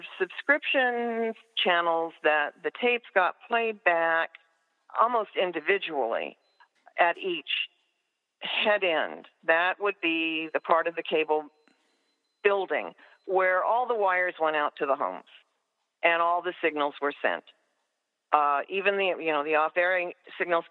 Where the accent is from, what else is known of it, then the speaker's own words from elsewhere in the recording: California, United States; I'm from California.